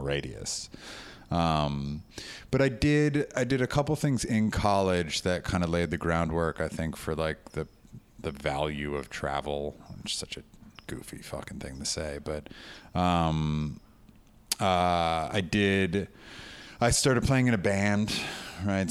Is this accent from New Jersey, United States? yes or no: yes; West Orange, New Jersey, United States; also born or lived in New York; I grew up uh, in one house for the first 18 years of my life, West Orange, New Jersey